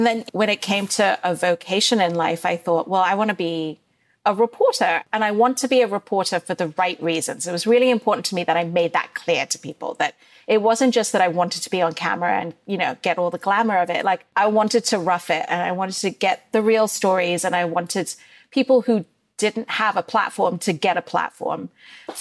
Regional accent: Dubai, United Arab Emirates; moved away; also born or lived in Bombay, India / Northwestern University, United States; I grew up in Dubai during the first Gulf War

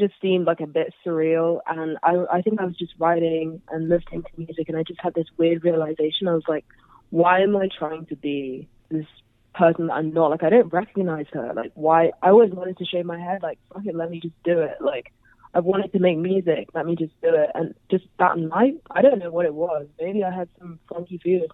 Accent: London, United Kingdom; I'm from Southwest London

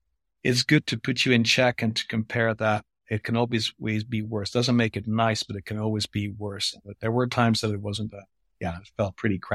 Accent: France; first language French; English is a second language; because I'm a French. My mother tongue is French, actually.

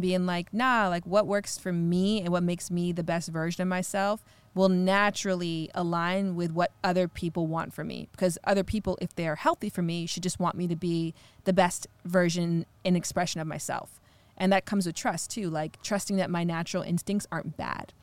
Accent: Ontario, Canada; I'm from Canada

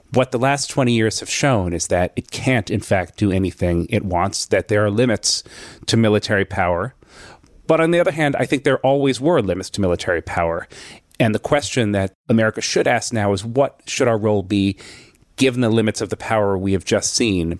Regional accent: United States; as an American Jew

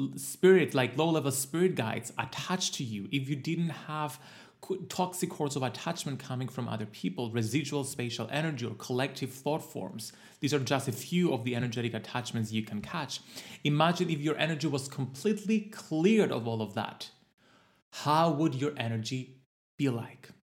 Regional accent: Cyprus; my home country of Cyprus

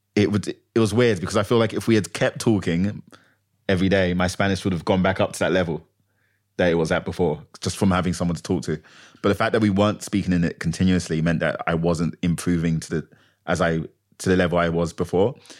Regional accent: London, United Kingdom; also born or lived in Manchester; I'm from London

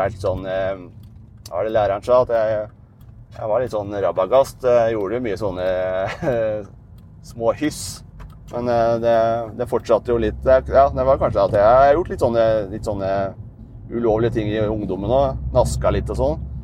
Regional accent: Dokka, Innlandet, Norway; moved away; Dokka, der jeg er fra

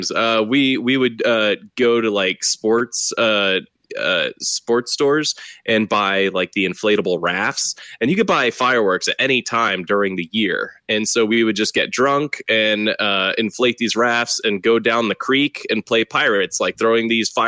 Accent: Texas, United States; growing up in Texas was uh, was very interesting.

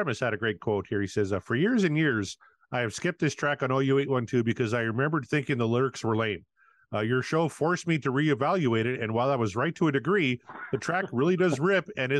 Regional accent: Canada; well, especially me, I'm a Canadian.

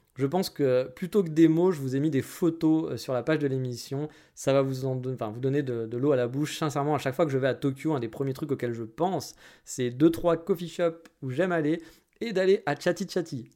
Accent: France; moved away as an adult; now in Japan; J'ai quitté la France pour certaines raisons aussi

